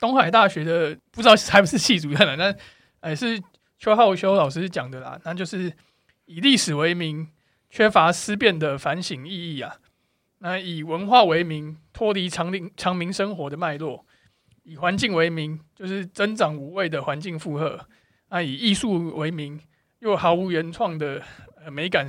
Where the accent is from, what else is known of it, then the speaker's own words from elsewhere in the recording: Taiwan; 你是不是台湾人？我说我是台湾人。